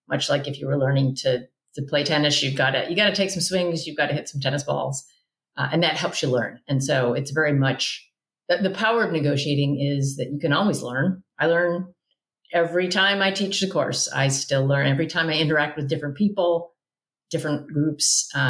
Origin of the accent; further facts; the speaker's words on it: Midwest, United States; born there; also born or lived in South; now in California, United States; I live in California, but I was born in the Midwest and I've lived in the South.